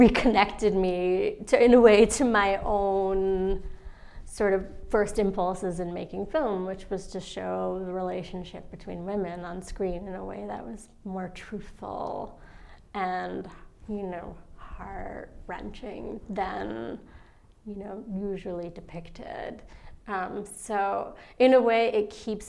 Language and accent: English; New York City, New York, United States; I grew up in a neighborhood called Flatbush.